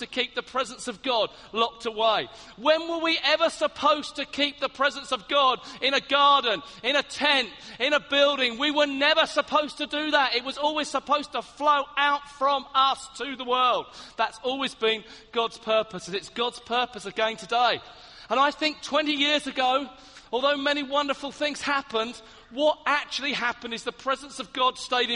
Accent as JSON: {"language": "English", "town": "Hastings", "region": "South East England", "country": "United Kingdom", "said": "I come from Hastings on the south coast"}